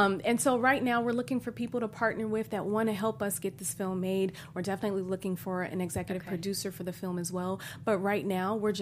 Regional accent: Bay Area, California, United States; moved away; also born or lived in Chicago; I'm from Chicago, but I grew up in the Bay Area.

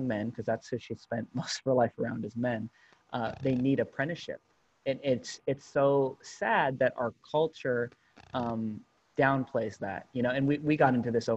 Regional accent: Berkeley, California, United States; growing up in Berkeley, California during the 90s and early 2000s

